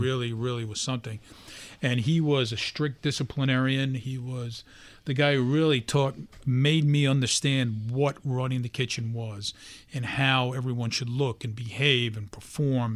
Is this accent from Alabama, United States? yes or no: no; New York City, New York, United States; I, um, was just a regular guy, born and raised in Brooklyn